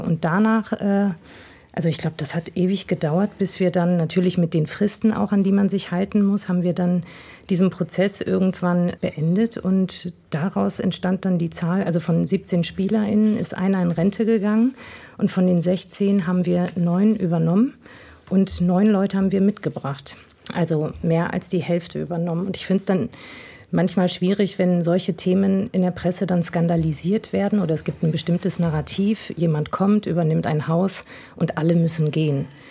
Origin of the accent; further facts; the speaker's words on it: Essen area, North Rhine-Westphalia, Germany; Und ich komme aus der Gegend, also meine Mutter ist Essenerin